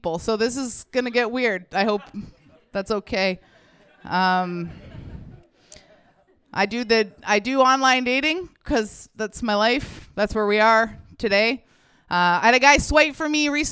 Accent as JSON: {"language": "English", "region": "Ontario", "country": "Canada", "moved": "yes", "lives_now": "Vancouver, Canada", "said": "I'm not from Vancouver. Like most people, Ontario, yeah, all of us. At some point you just move. I moved out here"}